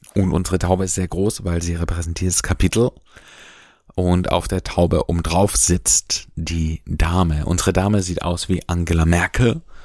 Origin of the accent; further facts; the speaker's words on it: Germany; bei uns in Deutschland